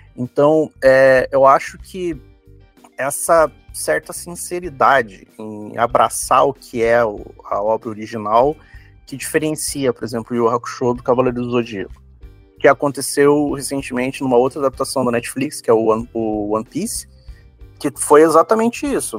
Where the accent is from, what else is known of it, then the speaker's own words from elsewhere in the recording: Curitiba, Paraná, Brazil; a gente é de Curitiba